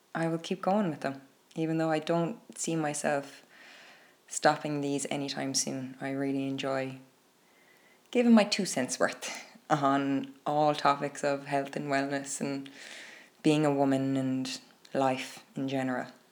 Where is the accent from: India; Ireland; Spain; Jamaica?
Ireland; here in Ireland. Growing up in Catholic Ireland